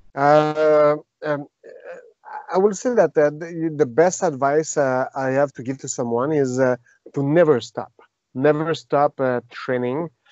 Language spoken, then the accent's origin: English; Victoriaville, Quebec, Canada; first language French; English is a second language; Victoriaville, my hometown